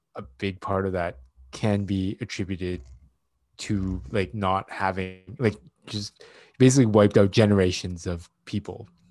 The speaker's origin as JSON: {"language": "English", "country": "Canada", "tie": "born or raised there", "said": "first generation Asian, uh, Canadian-born Chinese"}